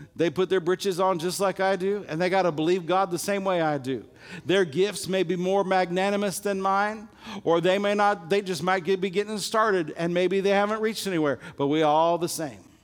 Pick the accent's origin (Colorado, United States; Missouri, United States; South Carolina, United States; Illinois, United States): Illinois, United States; my little high school that I grew up in Illinois